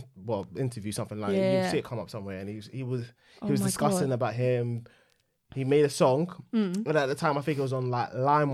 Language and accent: English; Hackney, London, United Kingdom; born there; I was born in Homerton.